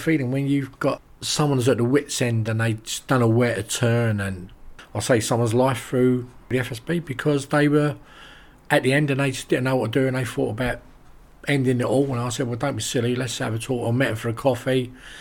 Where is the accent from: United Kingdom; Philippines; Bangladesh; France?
United Kingdom; London; now in Rye, United Kingdom; I'm from London originally